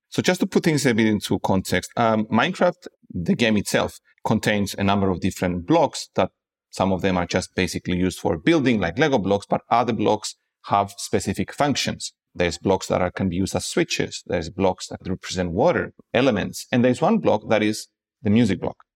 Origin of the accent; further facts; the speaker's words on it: Cyprus; moved away as an adult; also born or lived in Prague, Czech Republic; now in Lisbon, Portugal; I am originally from Cyprus